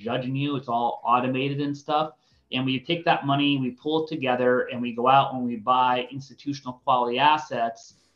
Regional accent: Connecticut, United States; moved away as an adult; also born or lived in Boulder, Colorado; now in San Diego, United States; I grew up in East Coast, a suburb of New York. I call it the state of Connecticut

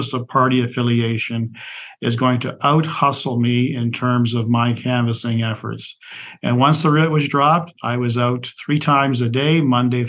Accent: Brantford, Ontario, Canada; a Crown Attorney for my hometown of Brantford, Ontario

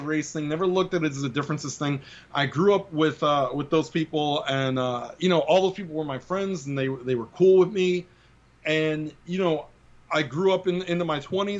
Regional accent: New York City, New York, United States; I grew up in the Bronx, and it was very diverse

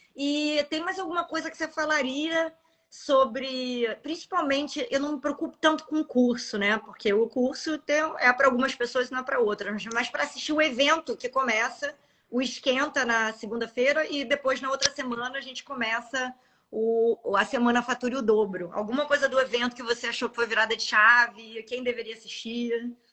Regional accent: Rio de Janeiro, Brazil; eu sou carioca

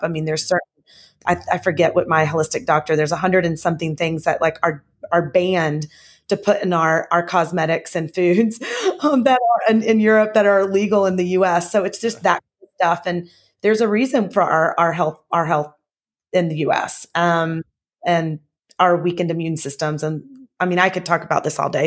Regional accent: the South, United States; now in Southern California, United States; I'm from the South, and, um, I grew up, um, I grew up actually in a healthy household

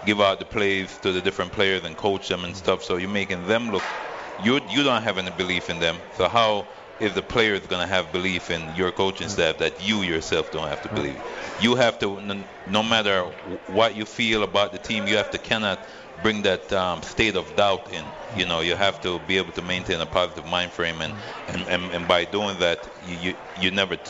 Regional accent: Freeport, United States; now in Las Vegas, United States; Freeport High School, my hometown

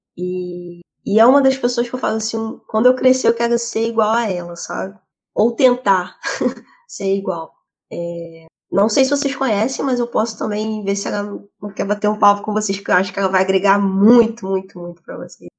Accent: Rio de Janeiro, Brazil; moved away as an adult; also born or lived in São Paulo; now in Portugal; Eu sou do Rio

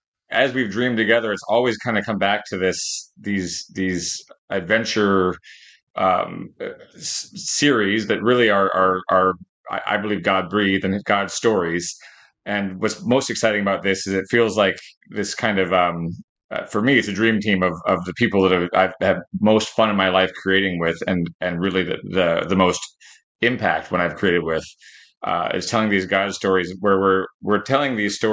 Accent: Canada; But, I'm Canadian, so.

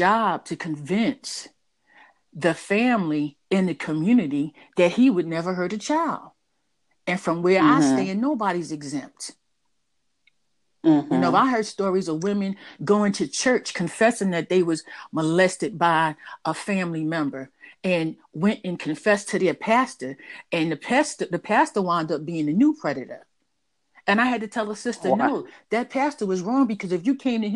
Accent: New York City, New York, United States; I was raised in Harlem

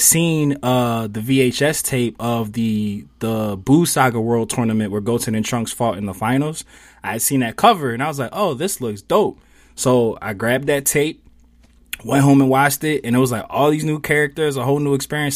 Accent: Philadelphia, Pennsylvania, United States; I grew up in Mount Airy, which is Northwest Philly

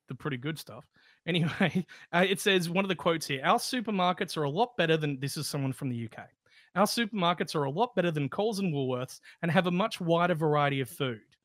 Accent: Australia

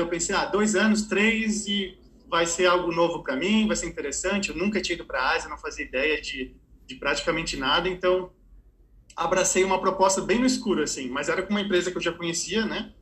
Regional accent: Brazil; also born or lived in Ohio, United States; quando eu voltei para o Brasil

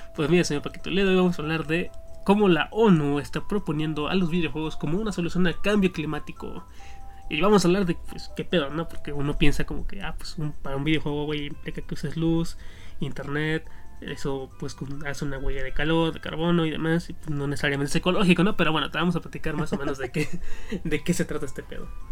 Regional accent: northern Mexico, Mexico; yo, yo crecí en el norte, cabe aclarar, no soy de Monterrey

